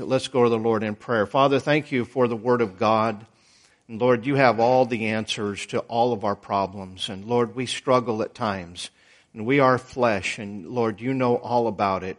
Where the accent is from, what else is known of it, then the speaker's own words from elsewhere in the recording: Idaho, United States; moved away; I was born in Idaho. That's out west.